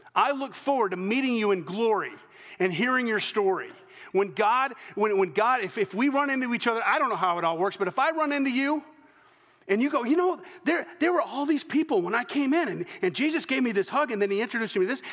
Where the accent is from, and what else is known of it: the American South, United States; accent: less sophisticated Southern